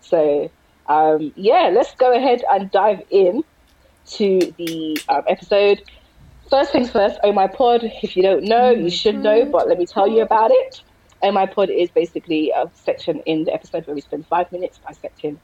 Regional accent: London, United Kingdom; I am 29. I'm from South London.

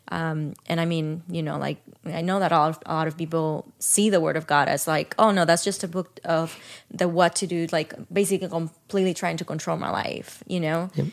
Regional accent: Dominican Republic; now in United States; I grew up in Dominican Republic

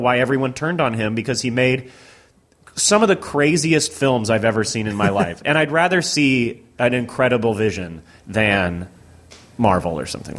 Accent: Tennessee, United States; moved away; also born or lived in Oklahoma City; I am from the South. I'm from a deeply religious community

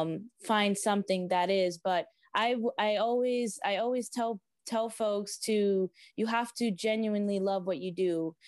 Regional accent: South Florida, United States; I grew up in South Florida. I'm a beach baby.

